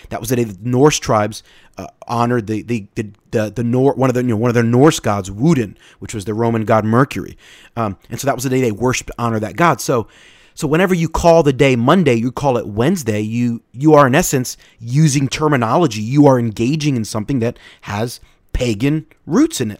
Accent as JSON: {"language": "English", "country": "United States", "said": "we're American"}